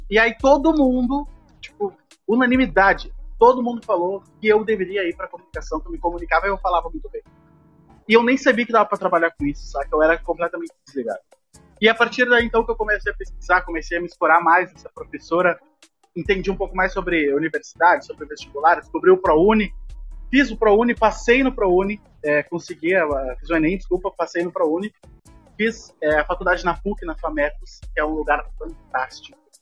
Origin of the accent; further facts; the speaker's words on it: Porto Alegre, Rio Grande do Sul, Brazil; Eu nasci e cresci numa comunidade muito carente de Porto Alegre